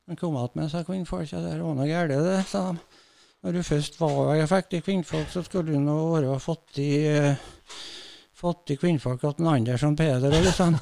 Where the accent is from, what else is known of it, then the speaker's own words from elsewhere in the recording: Rindal, Trøndelag, Norway; Jeg er født i Rindal